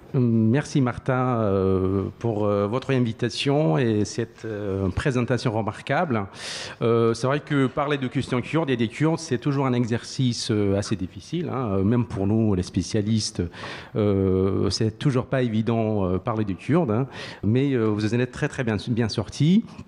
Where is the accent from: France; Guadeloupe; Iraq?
Iraq; Iraqi Kurdistan, Kurdistan Region; accent: Sorani; moved away; je, je suis cuant d'Irak, euh, je parle sorani